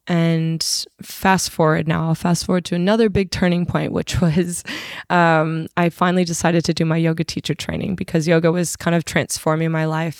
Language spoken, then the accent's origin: English; Arizona, United States; now in Sydney, Australia; I'm originally from Arizona, U S A.